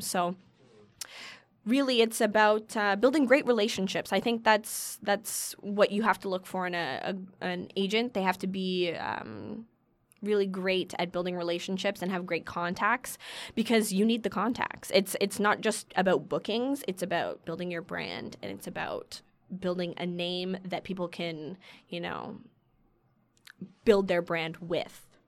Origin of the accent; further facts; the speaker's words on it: Keswick, Ontario, Canada; also born or lived in Toronto; I was born and lived in Toronto up until I was about eight years old, until I moved to this place an hour north of Toronto um, called Keswick